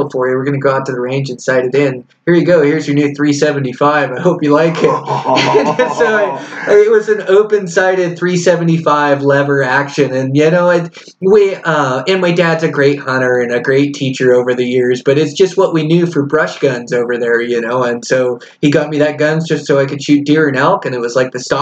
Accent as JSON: {"language": "English", "region": "Washington", "country": "United States", "tie": "born or raised there", "said": "growing up in Washington"}